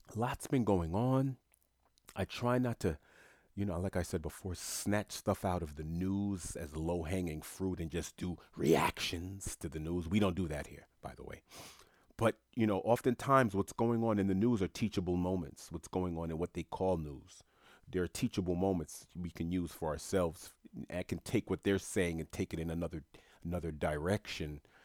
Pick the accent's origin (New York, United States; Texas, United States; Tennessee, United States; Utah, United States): New York, United States; New York City; moved away as an adult; also born or lived in South Florida; When I grew up in Queens, New York